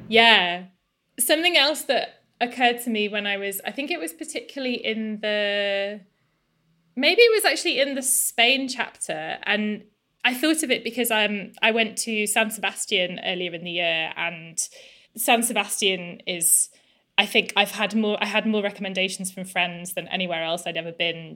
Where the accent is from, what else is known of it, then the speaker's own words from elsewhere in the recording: England, United Kingdom; I'm English